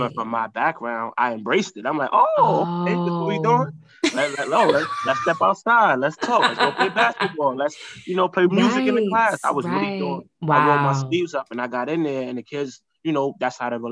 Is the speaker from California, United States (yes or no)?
no; New York City, New York, United States; I'm growing up in Harlem, growing up, you know, in urban environments, growing up in the hood